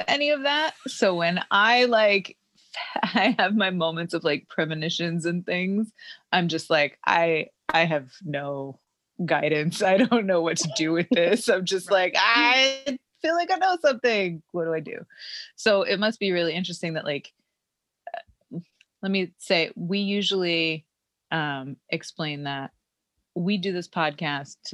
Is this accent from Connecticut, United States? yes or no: yes; Connecticut, United States; moved away; also born or lived in Rhode Island; I grew up in Connecticut